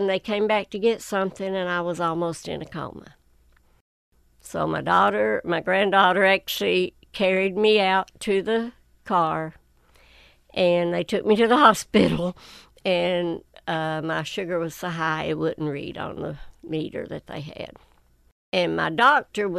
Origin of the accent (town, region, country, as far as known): Whitesburg, Kentucky, United States; born or raised there